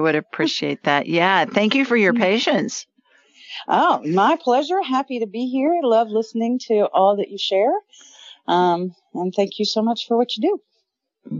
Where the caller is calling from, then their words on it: Memphis, Tennessee, United States; I'm calling in from Memphis, Tennessee